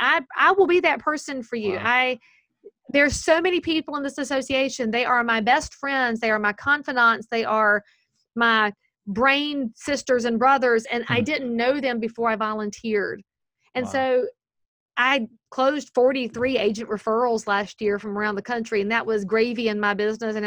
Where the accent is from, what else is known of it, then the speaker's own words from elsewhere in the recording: the South, United States; accent: Southern; But obviously I'm Southern. I can say lots of things with my accent that you people can't say.